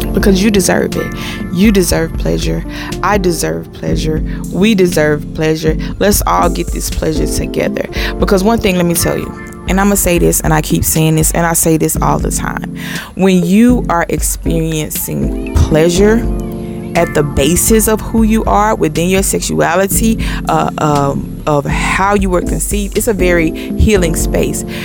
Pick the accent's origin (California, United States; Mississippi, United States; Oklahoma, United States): Mississippi, United States; my family is from Mississippi. I'm from Mississippi